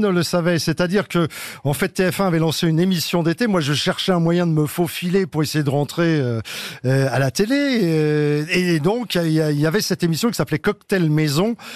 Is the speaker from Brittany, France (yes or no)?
no; Paris, Île-de-France, France; où j'étais, c'est ce que je raconte, c'était une sorte de Paris, le 18e, parce que je suis un vrai Parisien